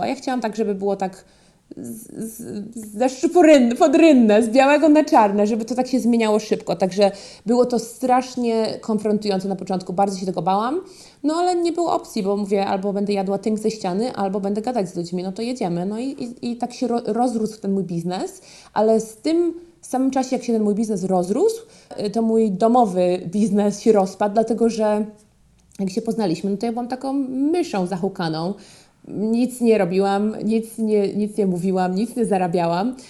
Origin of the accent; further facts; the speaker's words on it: Poland; moved away as an adult; also born or lived in Boston, Massachusetts, United States; now in Connecticut, United States; w Polsce zawsze byłam córką moich rodziców, ja jestem z małego miasta, wszyscy ich znają